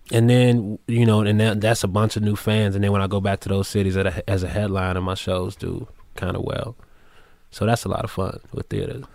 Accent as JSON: {"language": "English", "town": "Chicago", "region": "Illinois", "country": "United States", "also_born_or_lived": "New York City", "moved": "yes", "said": "I'm from Chicago, so big Bulls fan"}